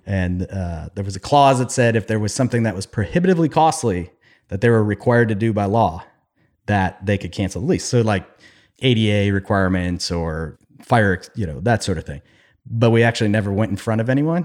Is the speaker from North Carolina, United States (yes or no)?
no; Cleveland, Ohio, United States; now in Columbus, United States; growing up in Cleveland